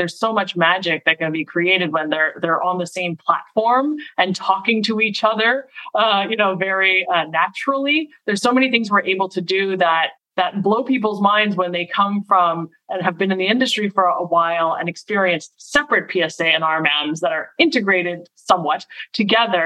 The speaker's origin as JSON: {"language": "English", "town": "Montreal", "region": "Quebec", "country": "Canada", "tie": "born or raised there", "also_born_or_lived": "Boston area", "moved": "yes", "lives_now": "Boston, United States", "said": "So I was born in Montreal. So I'm Canadian. I live in the Boston area now and have for about 20 years"}